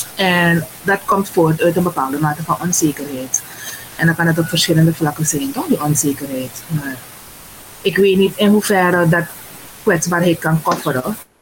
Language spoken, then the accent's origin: Dutch; Suriname; Ik kom uit Suriname